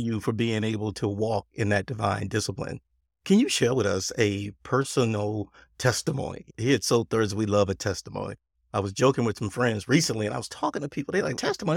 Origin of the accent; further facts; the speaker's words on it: Texas, United States; accent: Texas; it's my Texas accent.